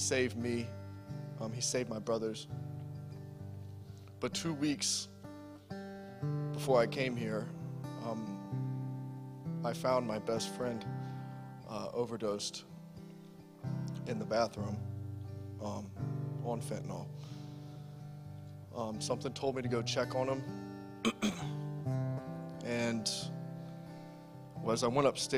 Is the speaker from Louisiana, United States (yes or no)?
no; Savannah, Georgia, United States; moved away as an adult; now in Massachusetts, United States; I'm from Savannah, Georgia